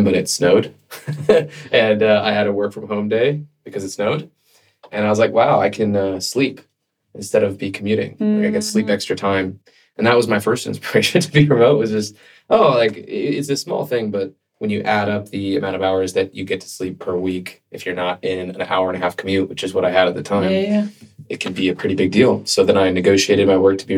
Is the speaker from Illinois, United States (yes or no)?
no; California, United States; moved away as an adult; also born or lived in Boston; I grew up in California. And then after college, I got a job and I was working in corporate. At IBM, and I moved to Boston for the training program